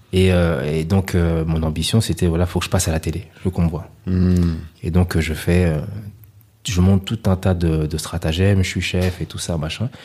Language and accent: French; Paris, Île-de-France, France; moved away as an adult; also born or lived in L'Île-Saint-Denis, Seine-Saint-Denis; now in Côte d'Ivoire; je venais de Paris